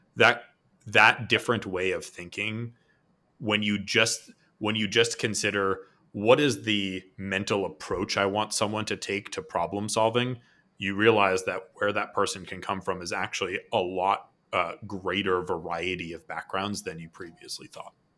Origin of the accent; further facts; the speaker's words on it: Boston, Massachusetts, United States; now in San Diego, United States; I'm from Boston